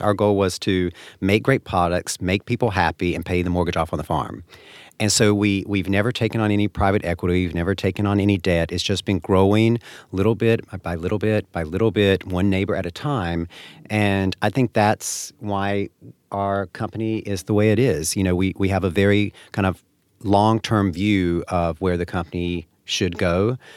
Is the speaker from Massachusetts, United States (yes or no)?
no; North Carolina, United States; now in upstate New York, United States; I grew up in North Carolina